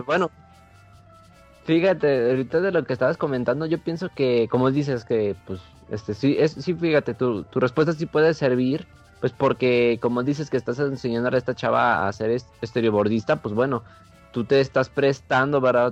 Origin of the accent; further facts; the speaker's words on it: Mexico; como buenos mexicanos